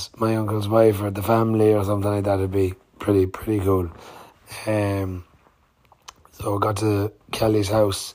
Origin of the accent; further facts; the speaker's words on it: Swinford, Connacht, Ireland; I'm from Swinford, County Mayo